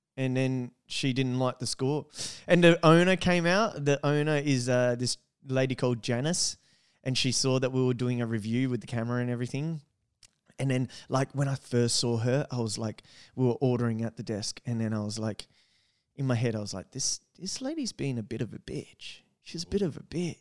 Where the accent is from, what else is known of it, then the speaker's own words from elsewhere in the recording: Australia; we're Australian